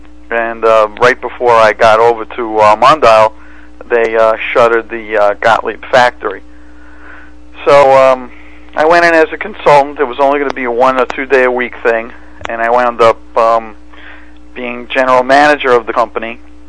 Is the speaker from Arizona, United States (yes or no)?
no; New York City, New York, United States; accent: Brooklyn; moved away as an adult; now in New Jersey, United States; my accent gives away my Brooklyn, New York background.